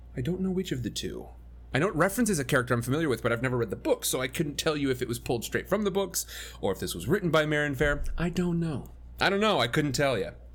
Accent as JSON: {"language": "English", "region": "Midwest", "country": "United States", "tie": "born or raised there", "said": "I grew up in the Midwest"}